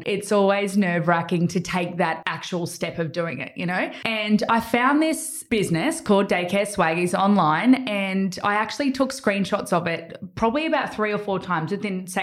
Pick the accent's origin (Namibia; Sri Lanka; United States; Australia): Australia; Gold Coast, Queensland; I'm born and raised on the Gold Coast